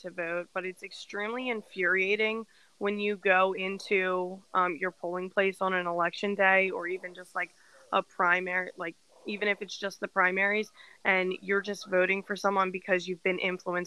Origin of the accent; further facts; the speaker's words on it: New Jersey, United States; moved away as an adult; also born or lived in West Virginia; growing up in New Jersey and then going to school in West Virginia